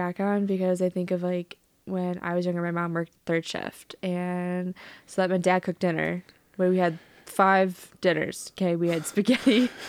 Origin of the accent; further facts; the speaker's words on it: Otter Lake, Michigan, United States; I grew up in Michigan. Yeah. I grew up in farm country of Lapeer County.